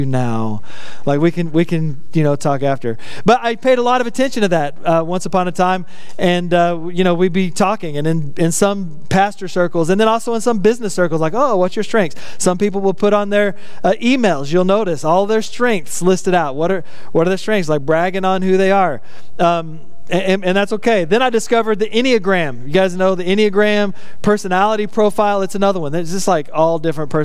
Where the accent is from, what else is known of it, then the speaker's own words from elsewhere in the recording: West Texas, United States; I grew up in West Texas in a trailer park